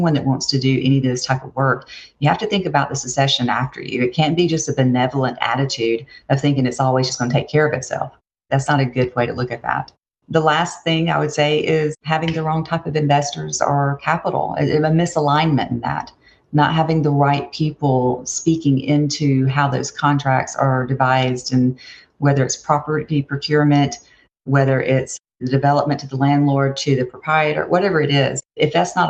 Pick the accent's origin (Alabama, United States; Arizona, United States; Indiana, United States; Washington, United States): Alabama, United States; Opelika; I grew up in Opelika, Alabama